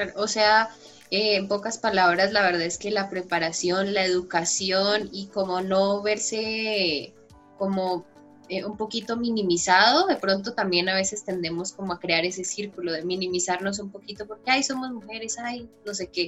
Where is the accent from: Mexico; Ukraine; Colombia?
Colombia; Popayán, Cauca; nosotros somos de Popayán, somos de una ciudad muy pequeña